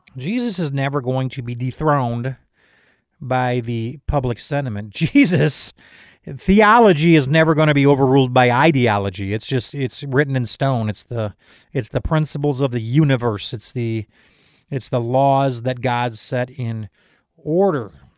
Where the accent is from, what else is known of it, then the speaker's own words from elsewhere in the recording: United States; I am an American, but I am first a citizen of heaven.